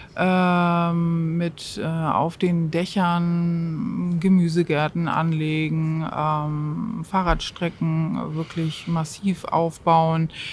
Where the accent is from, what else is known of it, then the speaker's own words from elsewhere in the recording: Hamburg, Germany; moved away; ich bin Hamburgerin, ich war lange weg und bin also auch ganz voller Überzeugung ähm, wiedergekommen in die Stadt